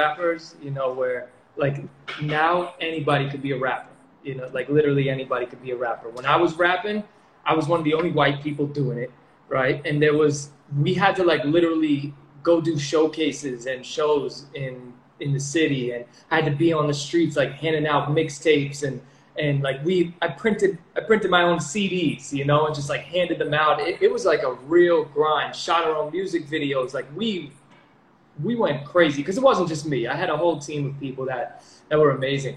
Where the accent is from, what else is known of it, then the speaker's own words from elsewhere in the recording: New York, United States; also born or lived in Connecticut; now in Puerto Rico; I'm from New York